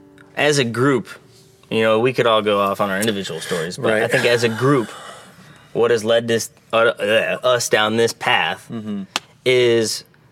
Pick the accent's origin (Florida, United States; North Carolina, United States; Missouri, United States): Florida, United States; Cape Coral; now in Nashville, United States; Cape Coral, 239.